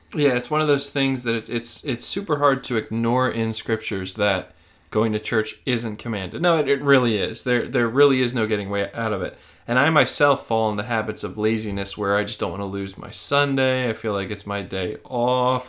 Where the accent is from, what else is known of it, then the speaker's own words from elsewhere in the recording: United States; as an American